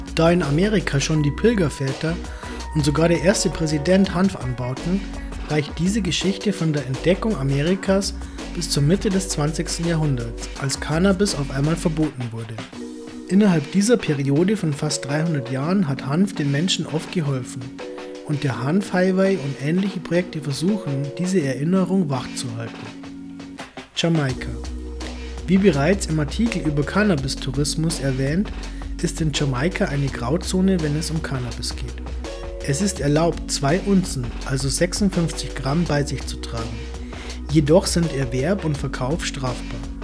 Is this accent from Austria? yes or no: yes; near Hanftal / Laa an der Thaya, Lower Austria, Austria; born or raised there